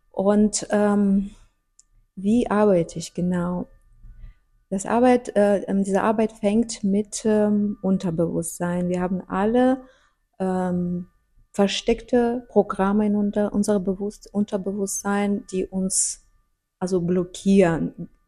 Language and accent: German; Russia; German is a second language; ich komme aus Russland und ich habe viel erlebt äh, und natürlich, wir haben das damals in Sowjetunion waren wir nicht so